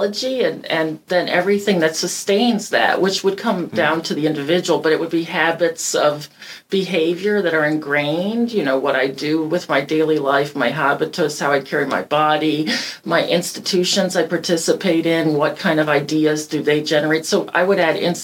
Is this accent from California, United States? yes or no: no; Detroit, Michigan, United States; I grew up in Detroit where the plants closed.